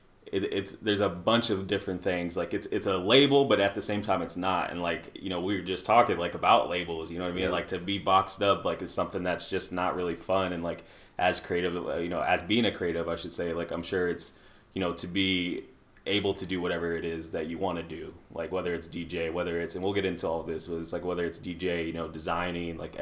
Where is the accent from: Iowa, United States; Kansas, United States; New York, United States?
Iowa, United States; Des Moines; growing up in Des Moines and on the South side